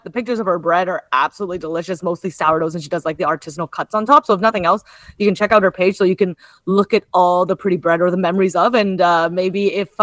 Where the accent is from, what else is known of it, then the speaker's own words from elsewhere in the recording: Kitchener, Ontario, Canada; now in Toronto, Canada; Kitchener-Waterloo, which is actually notably also my hometown